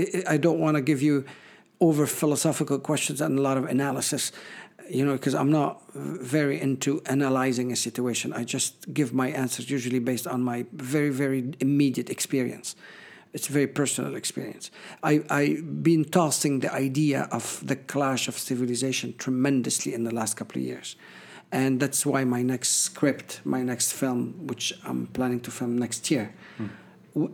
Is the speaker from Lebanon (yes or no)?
yes; Beirut, Beirut Governorate, Lebanon; also born or lived in Los Angeles / New York; now in Paris, France; I lived half in Lebanon and half over, more than half of this overseas between Los Angeles, Paris, New York